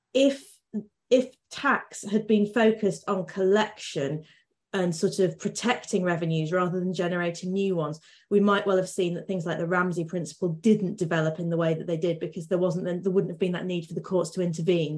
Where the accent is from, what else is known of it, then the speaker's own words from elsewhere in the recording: Lincolnshire, East Midlands, United Kingdom; I'm from Lincolnshire